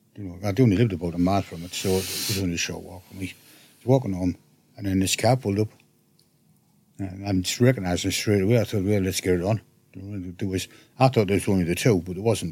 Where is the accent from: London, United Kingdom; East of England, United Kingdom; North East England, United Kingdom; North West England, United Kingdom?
North East England, United Kingdom; Hartlepool